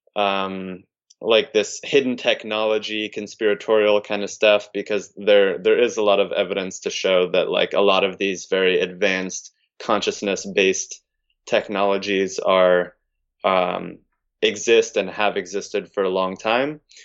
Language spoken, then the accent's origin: English; California, United States; moved away; I'm from California